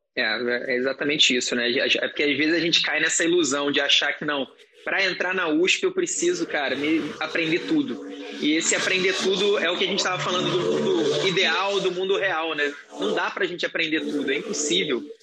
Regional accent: Rio de Janeiro, Brazil; eu sou, sou do Rio, estudava na, na Universidade Federal do Estado do Rio de Janeiro

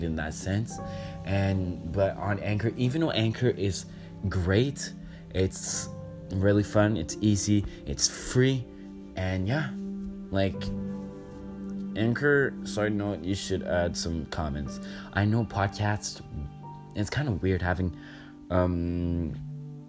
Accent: Canada; I'm Canadian

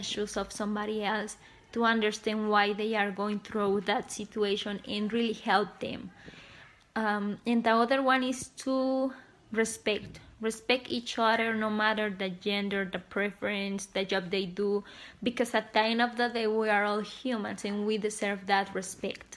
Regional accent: Mexico; I'm from Mexico.

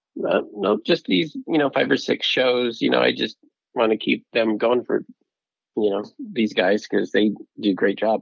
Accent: Utah, United States; also born or lived in Vernal, Utah / Salt Lake City area, Utah; I grew up in Utah

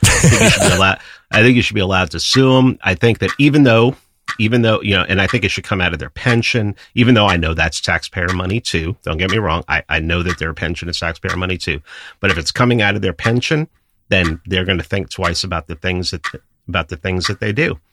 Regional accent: New York City, New York, United States; I grew up in New York City

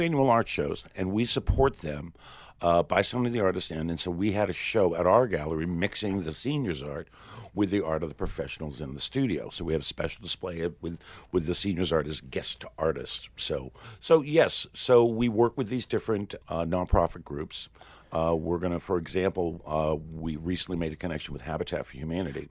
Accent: Portsmouth, New Hampshire, United States; when I was young, growing up in Portsmouth, New Hampshire

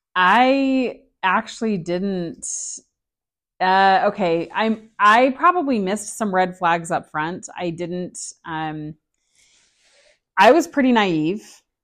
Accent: Salt Lake City, Utah, United States; From Salt Lake City, Utah

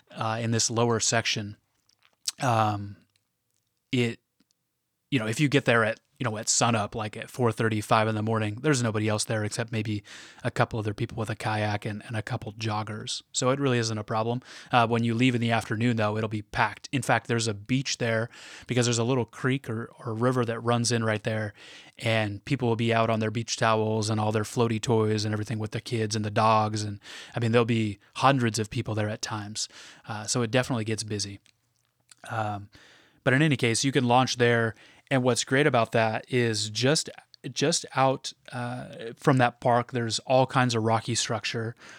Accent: Portland, Oregon, United States; I'm from the Portland area in Oregon

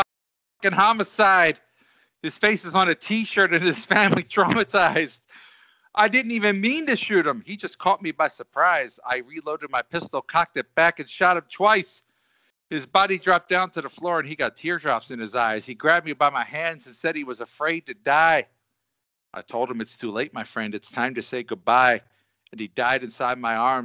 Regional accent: Delco, Pennsylvania, United States; I'm from Delco

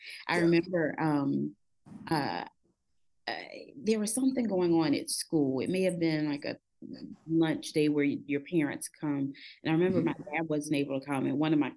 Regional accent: Effingham County, Georgia, United States; my home town, my home county, Effingham County

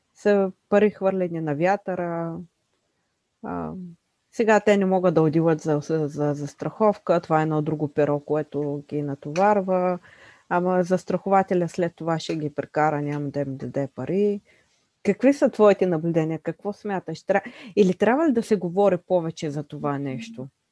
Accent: Bulgaria; които ние притежаваме като българи

